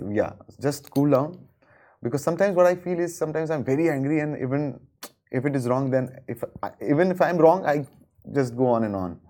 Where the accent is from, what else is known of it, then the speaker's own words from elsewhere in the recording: Ahmedabad, Gujarat, India; in Ahmedabad, my hometown